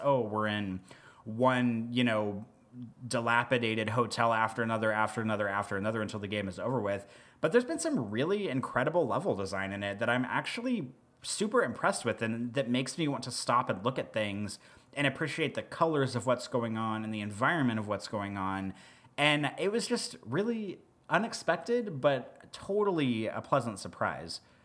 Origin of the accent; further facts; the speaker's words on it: Midwest, United States; I'm from the Midwest